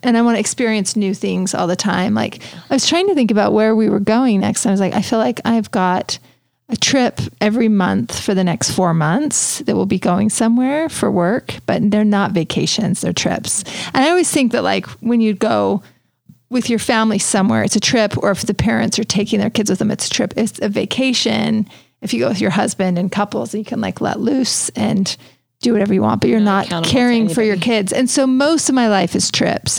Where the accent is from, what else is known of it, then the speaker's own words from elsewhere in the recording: Richville, Utah, United States; I'm from Richville